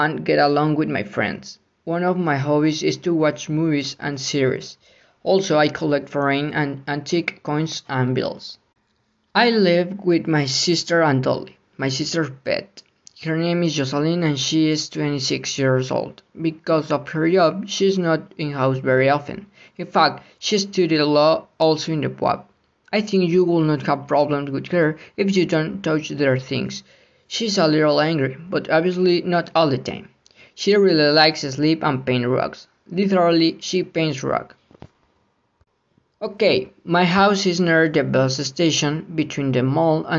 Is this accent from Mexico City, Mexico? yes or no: no; Córdoba, Veracruz, Mexico; English is a second language; now in Puebla, Mexico; I am from Cordoba, Veracruz, and I lived there since baby until I moved to Puebla.